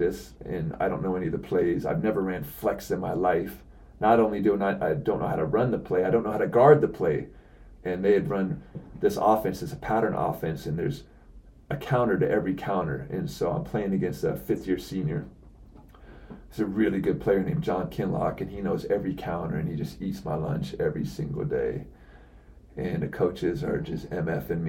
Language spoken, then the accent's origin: English; Seattle, Washington, United States; I'm from Seattle